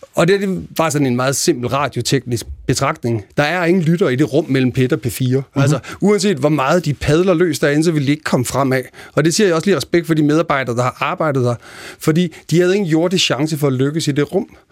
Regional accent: Denmark; moved away as an adult; also born or lived in Copenhagen; jeg voksede op i Jylland i 80'erne

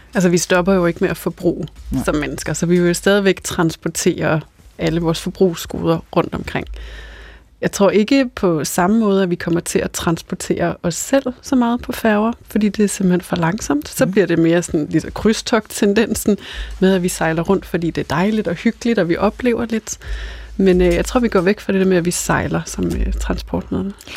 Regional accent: North Jutland, North Denmark Region, Denmark; now in Copenhagen, Denmark; Altså nu kommer jeg selv fra Nordjylland og har lige været øh, i Jylland med familien her i weekenden

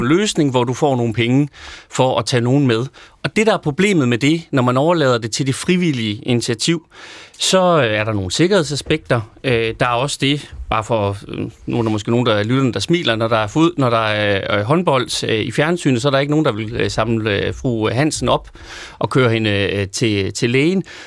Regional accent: Løkken?, North Denmark Region, Denmark; født og vokset i Lykstør

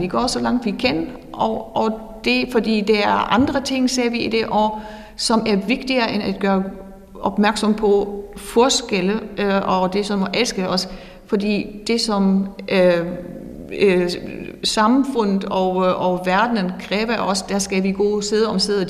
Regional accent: Northern Germany, Germany; Danish is a second language; moved away as an adult; now in Fredericia, Denmark; jeg kommer fra Nordtyskland oprindeligt

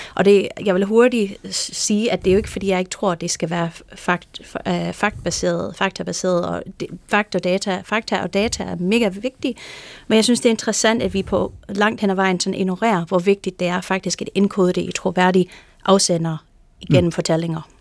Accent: California, United States; Danish is a second language; moved away as an adult; now in Denmark; i Kalifornien, der hvor jeg kommer fra

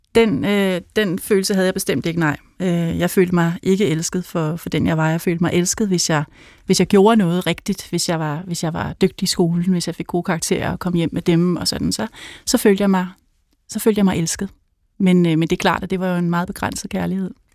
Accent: Helsinge, Capital Region of Denmark, Denmark; jeg kommer fra, øh, fra Helsinge, hvor jeg er vokset op

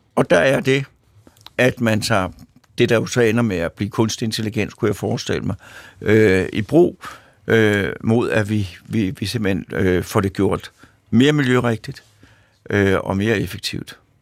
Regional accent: Sorgenfri, Capital Region of Denmark, Denmark; i Sovnfri, hvor jeg kommer fra

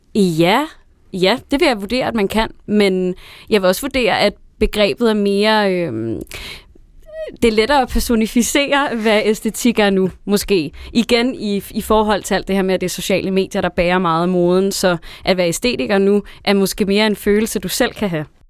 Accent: Næstved, Zealand, Denmark; hjemme i Næstved, hvor jeg er fra

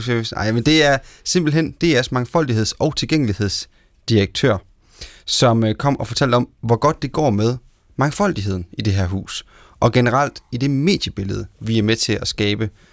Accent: Central Jutland, Central Denmark Region, Denmark; jeg som midtjyde

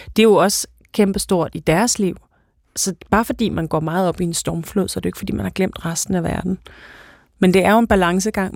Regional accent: Denmark; vi er danskere

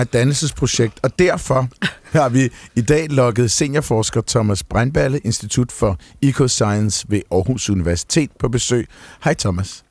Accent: Norway; now in Copenhagen, Denmark; min barndom i Norge

